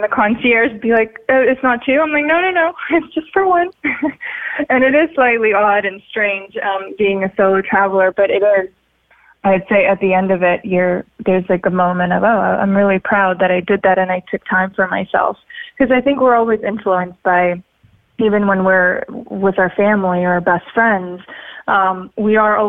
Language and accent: English; Sochi, Krasnodar Krai, Russia; also born or lived in Siberia / Florida; now in Los Angeles, United States; I grew up in Sochi in Russia, even though I was born in Siberia. Then I was in Florida and now I spent a lot of time in Los Angeles.